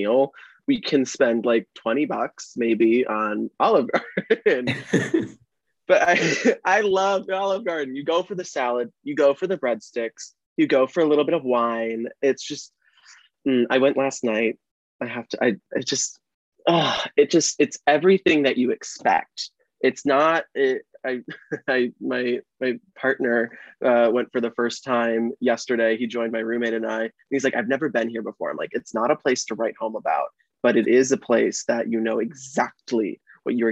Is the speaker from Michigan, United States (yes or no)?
no; Cleveland, Ohio, United States; also born or lived in Erie, Pennsylvania; I'm from Ohio as well. I'm from the Cleveland area